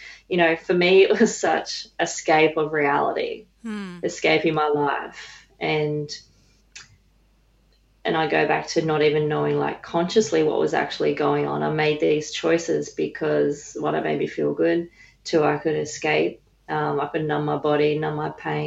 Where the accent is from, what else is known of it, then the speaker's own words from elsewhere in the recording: Dubbo, New South Wales, Australia; originally I grew up in Dubbo, New South Wales